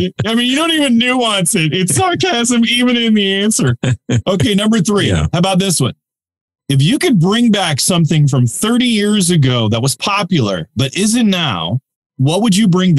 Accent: Canada; Being Canadian, I have to ask a Canada question here.

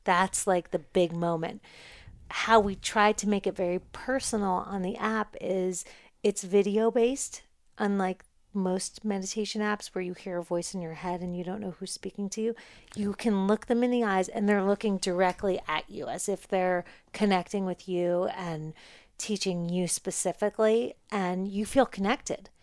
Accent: New York, United States; now in Los Angeles, United States; I'm a New Yorker.

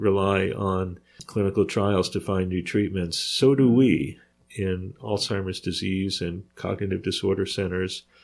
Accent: New York, United States; I grew up in New York

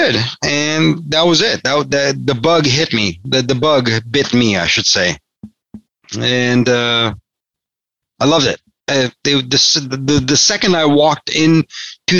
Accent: Los Angeles, California, United States; I wasn't born in the United States, but I did grow up in California, in the United States, obviously. I grew up in Los Angeles

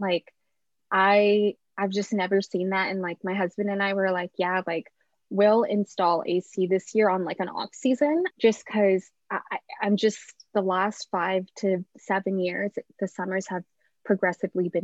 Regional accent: Seattle, Washington, United States; also born or lived in Philippines / California; I grew up in the greater Seattle area.

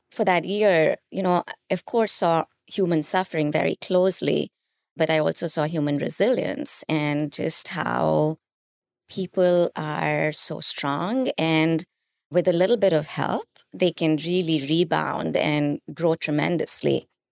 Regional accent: India; moved away; I grew up in India

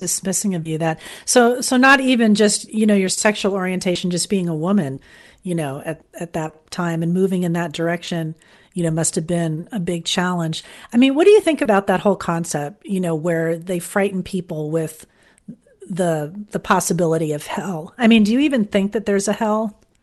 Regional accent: Fort Lauderdale, Florida, United States; moved away; I'm from Fort Lauderdale originally

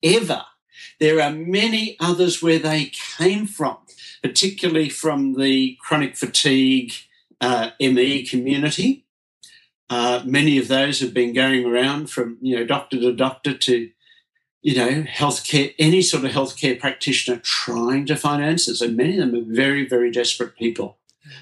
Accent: Melbourne, Victoria, Australia; I was brought up here in Melbourne, Australia.

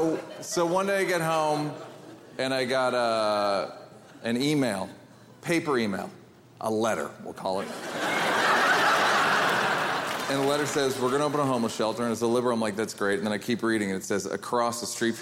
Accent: New York, United States; also born or lived in Venice, Los Angeles, California; now in Los Angeles, United States; I'm from New York

